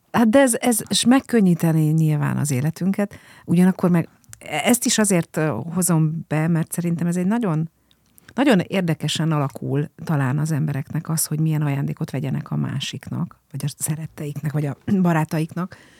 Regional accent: Budapest, Hungary; Én budafoki vagyok

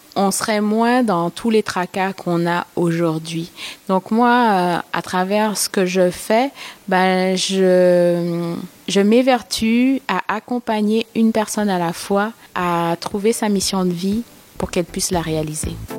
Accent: Martinique; moved away as an adult; now in Montreal, Canada; Parce que j'ai immigré au Québec il y a sept ans. Et j'adore mon pays. je viens de la Martinique

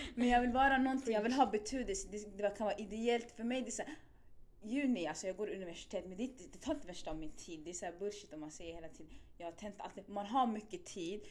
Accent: Stockholm, Stockholm County, Sweden; jag är från Spånga, Tensta

